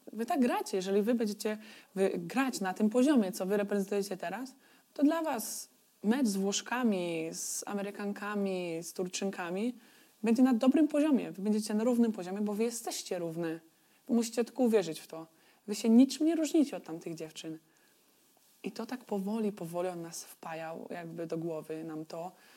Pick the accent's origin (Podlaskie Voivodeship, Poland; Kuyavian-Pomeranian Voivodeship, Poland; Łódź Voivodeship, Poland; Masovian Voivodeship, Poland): Łódź Voivodeship, Poland; Turów; also born or lived in Wieluń; now in Istanbul, Turkey; Turów to jest moja mała wioska